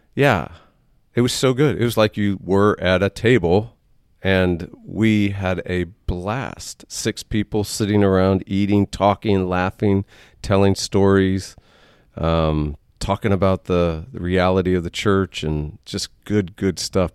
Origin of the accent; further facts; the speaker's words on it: Waco, Texas, United States; we're, we're native